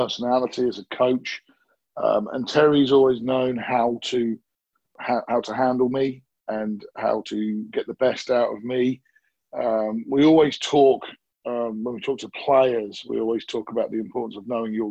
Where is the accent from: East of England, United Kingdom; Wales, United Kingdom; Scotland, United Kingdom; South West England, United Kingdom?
East of England, United Kingdom; Ipswich; I get to raise my family where I grew up, which is this beautiful countryside town